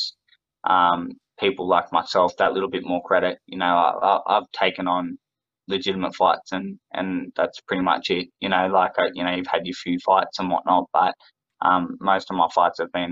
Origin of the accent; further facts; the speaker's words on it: Australia; I'm an Aussie